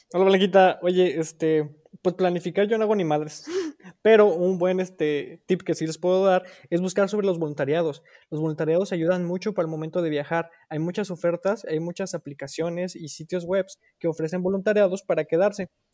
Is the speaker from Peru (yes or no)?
no; Irapuato, Guanajuato, Mexico; moved away as an adult; now in Germany; Soy originario de Irapuato, Guanajuato, y actualmente me encuentro en Alemania viviendo con mi esposo